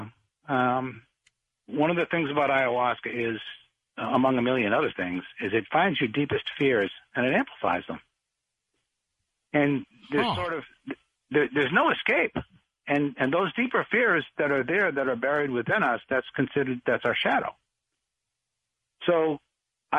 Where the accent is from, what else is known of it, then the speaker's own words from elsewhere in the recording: Boston, Massachusetts, United States; I grew up in Boston in a neighborhood, Dorchester.